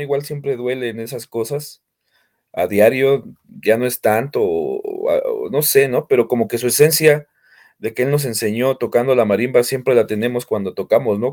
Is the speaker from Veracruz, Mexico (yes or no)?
no; Naucalpan, State of Mexico, Mexico; nosotros nacimos aquí y de hecho seguimos viviendo aquí